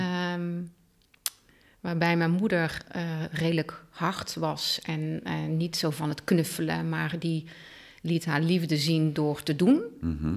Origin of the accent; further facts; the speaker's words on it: Oosterhout, North Brabant, Netherlands; now in Teteringen, Netherlands; geboren en getogen in Oosterhout